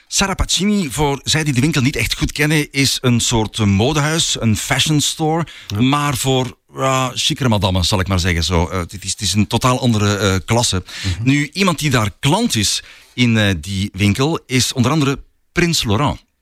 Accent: Flanders, Belgium; accent: Flemish; met de Vlaamse tongval

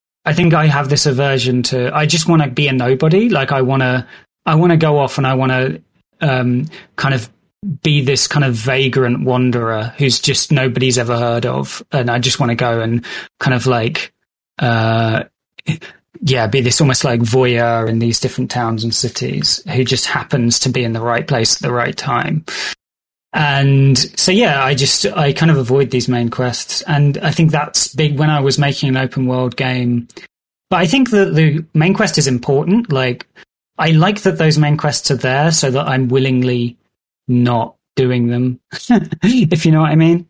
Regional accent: United Kingdom; I'm British and I've been brought up on these kind of like British stories

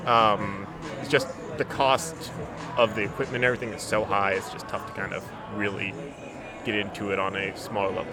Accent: Jacksonville, Florida, United States; also born or lived in Syracuse; born and raised in Jacksonville

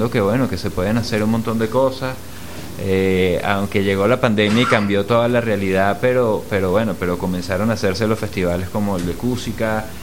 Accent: Mexico; born there; porque nací en México y era el chaparrito de la familia

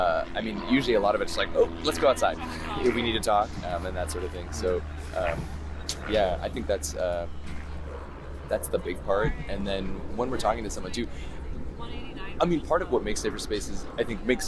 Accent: Bellingham, Washington, United States; I'm from Bellingham.

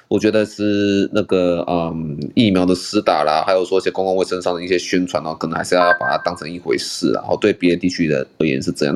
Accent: Taiwan; 我们台湾这边

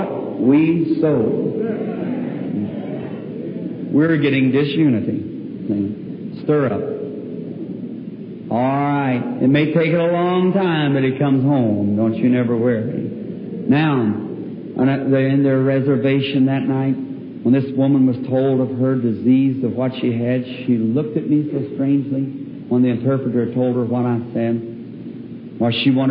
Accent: United States; I'm an American

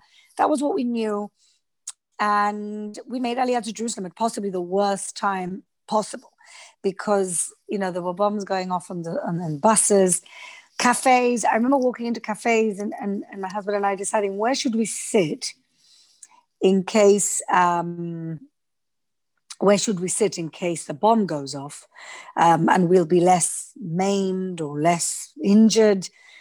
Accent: Gibraltar; moved away as an adult; also born or lived in London, United Kingdom; now in Israel; I'm a Gibraltarian. So I'm British. And I grew up in Gibraltar.

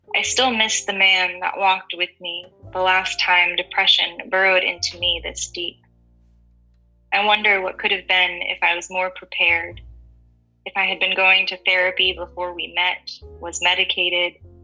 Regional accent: Massachusetts, United States; moved away as an adult; now in Huntsville, United States; growing up in Massachusetts

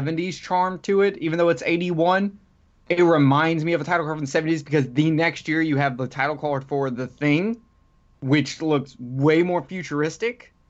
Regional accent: Alabama, United States; I'm from Alabama.

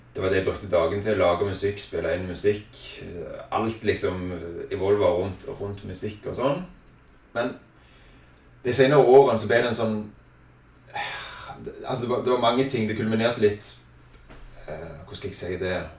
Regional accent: Egersund, Rogaland, Norway; født og oppvokst i Egersund

